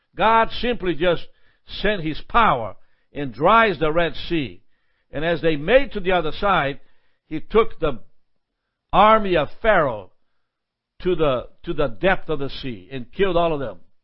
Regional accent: Brazil; moved away as an adult; also born or lived in Alma, Georgia; now in United States; I'm from Brazil

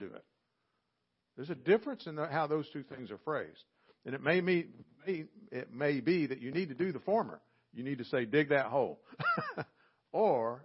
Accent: Southern, United States; accent: Southern; they might not know what to do with my accent or my y'all

